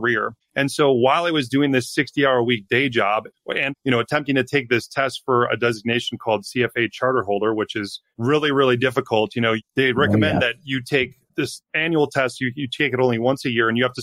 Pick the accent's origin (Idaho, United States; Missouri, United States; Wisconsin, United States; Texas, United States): Wisconsin, United States; I grew up in Wisconsin in a small town of 2,500 people